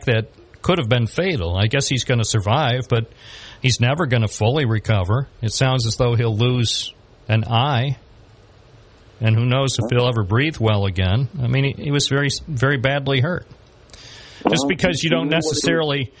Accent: Binghamton, New York, United States; I was born here in Binghamton

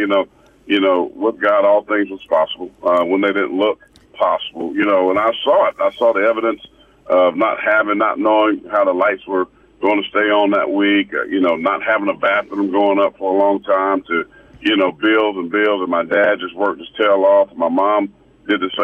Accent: Pageland, South Carolina, United States; growing up in Pageland

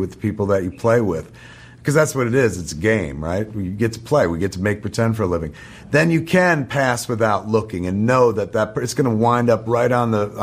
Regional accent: New Jersey, United States; the folks in New Jersey forged me

